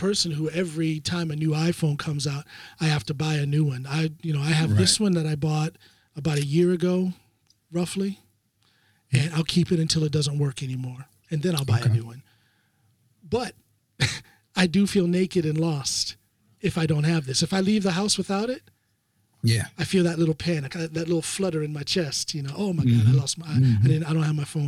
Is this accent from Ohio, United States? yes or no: yes; Ohio, United States; moved away as an adult; I'm born and raised in Ohio.